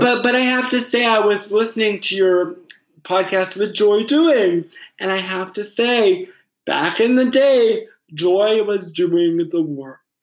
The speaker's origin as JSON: {"language": "English", "town": "Fairhaven", "region": "Massachusetts", "country": "United States", "tie": "born or raised there", "said": "I grew up in Fairhaven"}